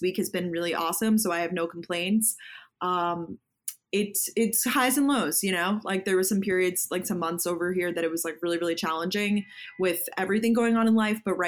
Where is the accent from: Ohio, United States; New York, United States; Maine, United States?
New York, United States; Long Island; also born or lived in Georgia; I grew up actually on Long Island